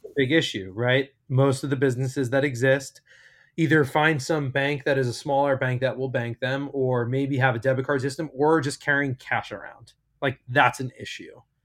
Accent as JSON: {"language": "English", "region": "outside of New York City", "country": "United States", "tie": "born or raised there", "moved": "as an adult", "lives_now": "California, United States", "said": "I'm from New York, I grew up, born and raised outside of New York City"}